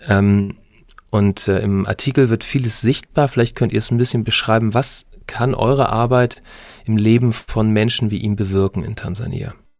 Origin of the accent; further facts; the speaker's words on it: Northern Germany, Germany; als Norddeutscher